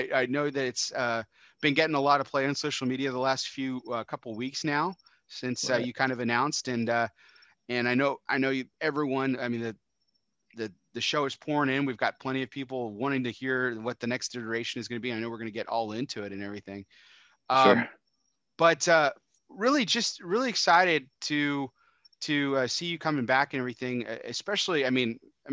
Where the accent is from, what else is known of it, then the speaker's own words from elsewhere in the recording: Texas, United States; I'm from Texas.